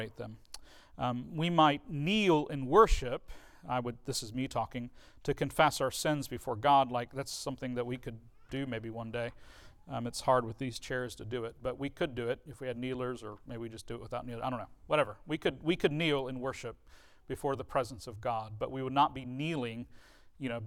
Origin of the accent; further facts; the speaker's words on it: United States; an American person